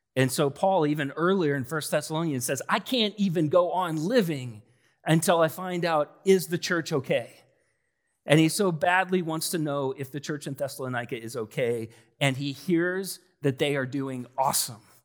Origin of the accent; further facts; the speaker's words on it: Collins, Iowa, United States; I grew up in Collins.